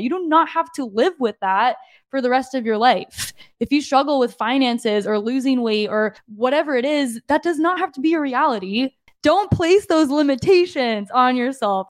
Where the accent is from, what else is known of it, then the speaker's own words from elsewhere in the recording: Lake Havasu City, Arizona, United States; moved away as an adult; now in San Diego, United States; my hometown is, it's growing, like Havasu, Havasu vibes